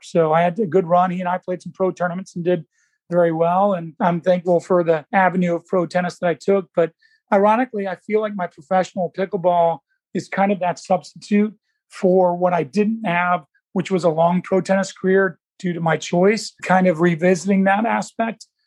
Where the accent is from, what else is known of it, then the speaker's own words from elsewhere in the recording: Indianapolis, Indiana, United States; also born or lived in Alabama; Indianapolis, which I've been in my all, all my life, except for the University of Alabama